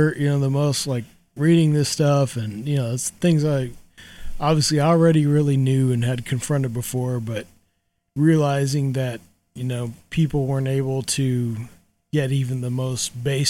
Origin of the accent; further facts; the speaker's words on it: Southwest, United States; moved away; I'm from the Southwest, so I'm familiar with a lot of the Native American stuff.